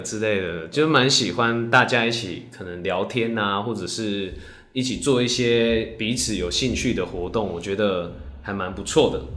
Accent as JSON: {"language": "Chinese", "region": "Tainan", "country": "Taiwan", "moved": "as an adult", "lives_now": "Taipei, Taiwan", "said": "因为我是台南人， 然后我上北上来工作"}